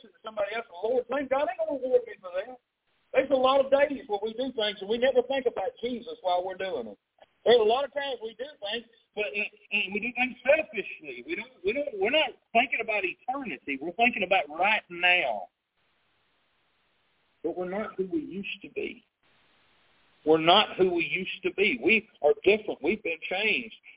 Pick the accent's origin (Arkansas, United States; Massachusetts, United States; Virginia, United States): Arkansas, United States; South; I grew up in the South. I mean, I grew up down here in South Arkansas